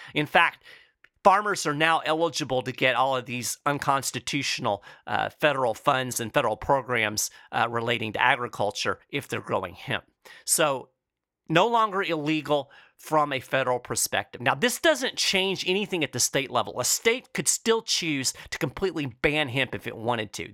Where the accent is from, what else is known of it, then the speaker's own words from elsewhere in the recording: Lexington, Kentucky, United States; here in my hometown of Lexington, Kentucky